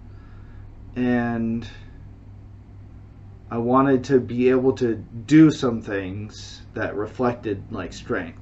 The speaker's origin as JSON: {"language": "English", "country": "United States", "moved": "yes", "lives_now": "China", "said": "I am American. I am living in China"}